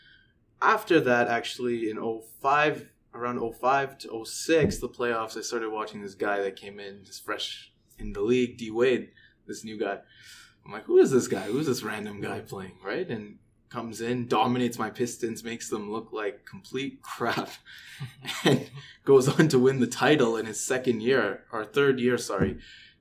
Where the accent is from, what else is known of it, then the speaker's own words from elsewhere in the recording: Winnipeg, Manitoba, Canada; moved away; also born or lived in Hamilton; I was born in Winnipeg, Manitoba